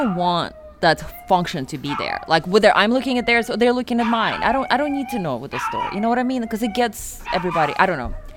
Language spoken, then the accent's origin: English; Siberia, Russia; moved away; I'm from Siberia